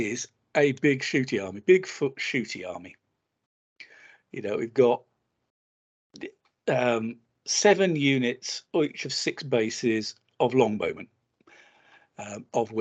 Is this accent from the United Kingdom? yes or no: yes; England, United Kingdom; being English